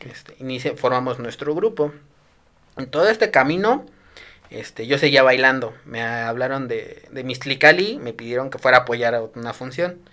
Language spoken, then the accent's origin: Spanish; Desierto de los Leones, Mexico City, Mexico; yo quería salir de mi pueblito, ¿no? Ya, el desierto de los leones, puro árbol, puro verde